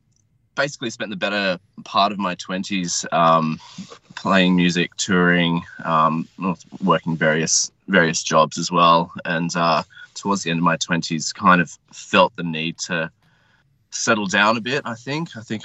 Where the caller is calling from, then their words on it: Sydney, New South Wales, Australia; I'm in Sydney. Sydney, in the inner west.